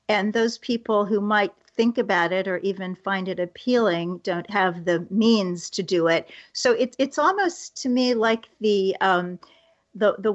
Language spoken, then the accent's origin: English; Iowa, United States; I grew up in Iowa.